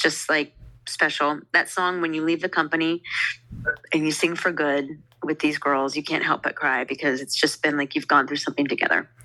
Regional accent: Southern California, United States; moved away; I'm from Southern California

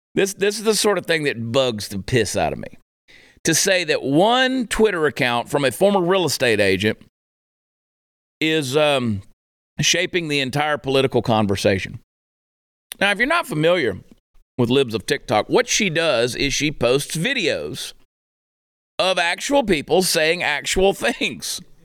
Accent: Georgia, United States; moved away as an adult; now in Fort Worth, United States; I grew up in Georgia

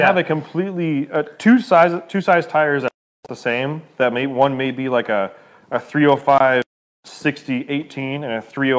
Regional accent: United States; I'm an American

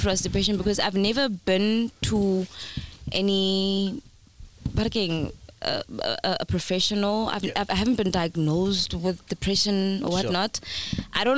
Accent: Johannesburg, Gauteng, South Africa; I grew up in Norwood.

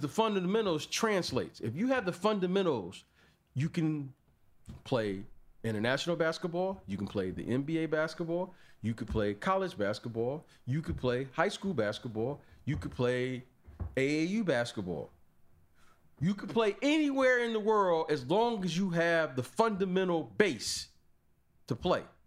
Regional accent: United States; our mentality as Americans haven't changed. Oh, we're American

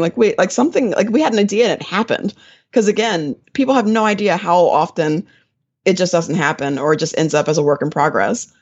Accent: Willingboro, New Jersey, United States; now in Atlanta, United States; I actually grew up in New Jersey. I was from a little town in South Jersey called Willingboro, New Jersey

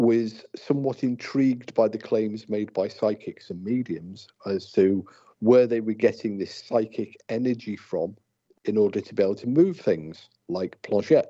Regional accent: United Kingdom; I'm British

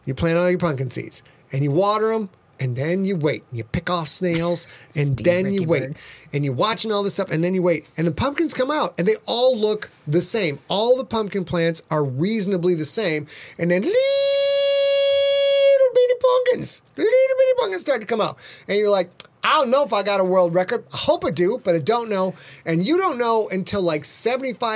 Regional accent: Sheboygan, Wisconsin, United States; I'm from Sheboygan, where pumpkin farming is a big deal.

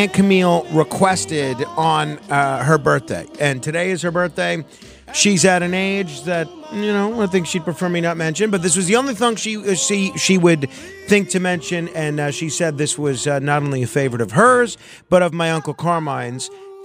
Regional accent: New York, United States; I am a New Yorker

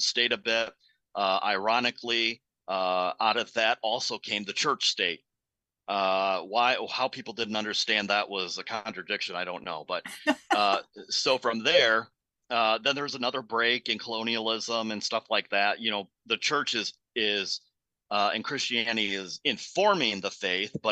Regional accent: United States; as Americans

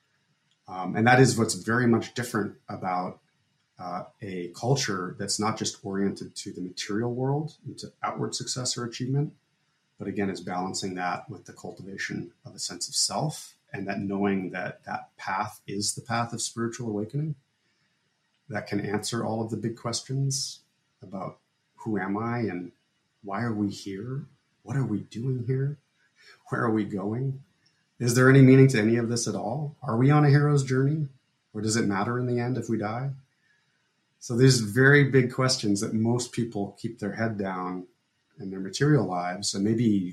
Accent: Fairfield, Iowa, United States; We had whatever religion we wanted to have growing up in Fairfield.

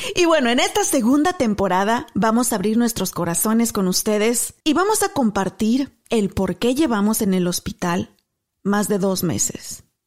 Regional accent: Apaseo el Alto, Guanajuato, Mexico; moved away as an adult; now in Texas, United States; Soy mexicana de nacimiento, originaria de Apasó, el Alto, Guanajuato, sí señor, radicando en Texas por más de 15 años

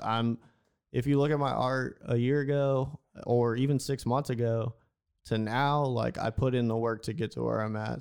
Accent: Houston, Texas, United States; I'm from Houston

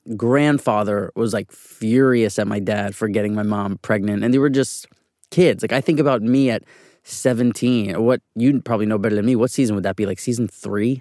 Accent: New York City, New York, United States; I was born and raised on, uh, eighty-third Street in Manhattan on the east side

